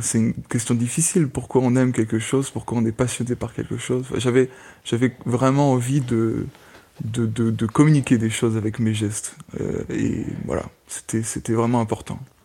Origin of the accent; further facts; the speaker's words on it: France; first language French; moved away as an adult; also born or lived in Amsterdam, Netherlands; now in Germany; en tant que Français, j'habite actuellement en Allemagne, j'ai étudié à Amsterdam